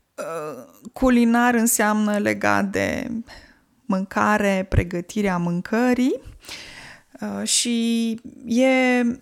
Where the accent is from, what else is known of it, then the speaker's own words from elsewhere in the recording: Piatra Neamț, Neamț County, Romania; moved away; eu vin din Piatra Neamț și știu că eu când eram copil, la etajul 1 locuia o familie de turci